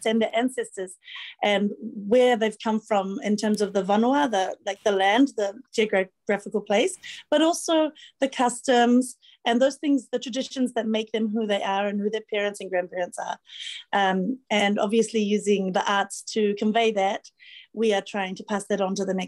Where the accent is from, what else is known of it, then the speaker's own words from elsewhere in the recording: New Zealand; now in Fiji; And I'm a New Zealander, but I've lived in Fiji a long time.